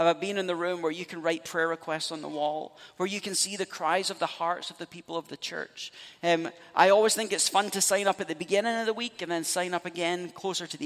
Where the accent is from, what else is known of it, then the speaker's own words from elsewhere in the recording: Scotland, United Kingdom; moved away; I'm Scottish, so you go back home, we're steeped in Celtic spirituality